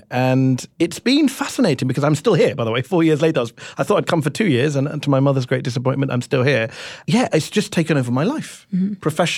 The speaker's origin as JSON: {"language": "English", "country": "United Kingdom", "lives_now": "United States", "said": "Hey, I'm a British journalist in the U.S., and I keep getting compared to Piers Morgan"}